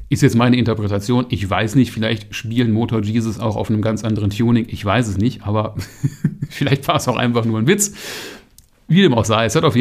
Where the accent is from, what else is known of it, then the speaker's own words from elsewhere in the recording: North Rhine-Westphalia, Germany; Ich komme auch aus der Ecke. Ich finde das unwahrscheinlich sympathisch und einfach cool.